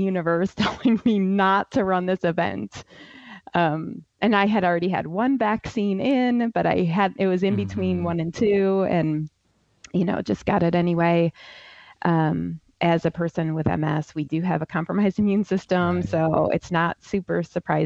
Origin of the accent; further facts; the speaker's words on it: Ohio, United States; now in South Carolina, United States; Where I grew up in Ohio